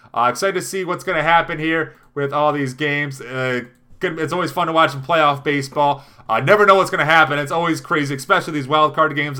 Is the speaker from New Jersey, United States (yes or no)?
no; Midland, Michigan, United States; here in my hometown